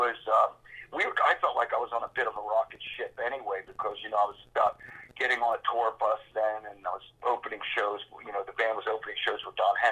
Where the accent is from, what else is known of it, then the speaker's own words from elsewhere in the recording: Levittown, Pennsylvania, United States; I grew up in Levittown, outside of Philadelphia